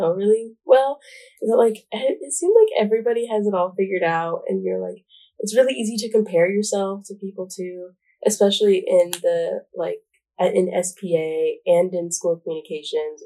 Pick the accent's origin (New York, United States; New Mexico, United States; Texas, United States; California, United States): New Mexico, United States; Albuquerque; moved away as an adult; now in Washington, D.C., United States; I'm from Albuquerque, New Mexico, and that's like a really big part of me